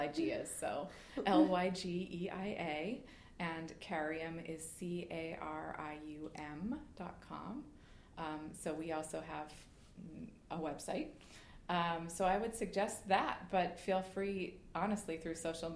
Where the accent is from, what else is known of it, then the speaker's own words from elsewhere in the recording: Boston, Massachusetts, United States; we're recording this in Boston and I'm from Boston.